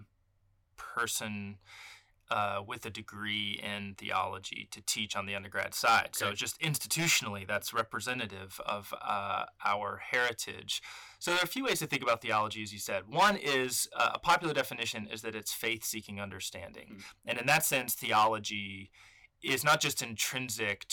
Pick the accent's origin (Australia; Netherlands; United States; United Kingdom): United States; Austin, Texas; moved away as an adult; also born or lived in Atlanta, Georgia / New Haven, Connecticut; now in Abilene, United States; I'm from Austin, Texas